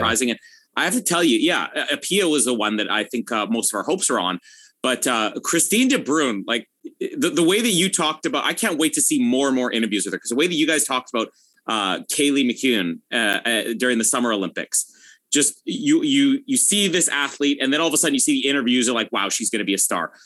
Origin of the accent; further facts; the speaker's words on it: Canada; as a Canadian